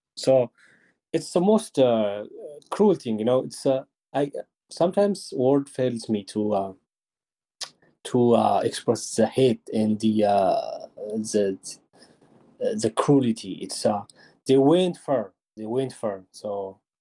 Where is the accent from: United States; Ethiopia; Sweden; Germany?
Ethiopia; Mahbere Dego, Tigray; I am born and raised in Mahabharadegwa.